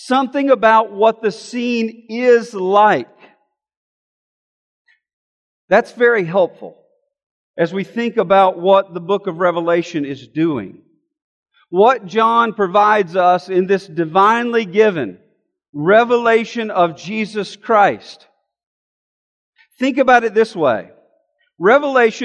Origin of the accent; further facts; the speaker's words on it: Alabama, United States; I'm from Alabama